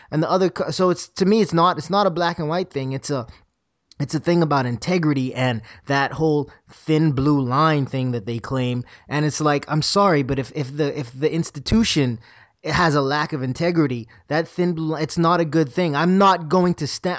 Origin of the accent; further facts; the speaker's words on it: Bahamas; moved away; I'm a kid from the Bahamas.